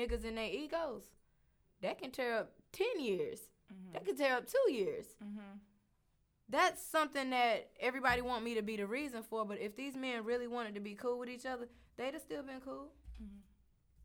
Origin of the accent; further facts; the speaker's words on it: the South, United States; also born or lived in North Carolina; I'm from the South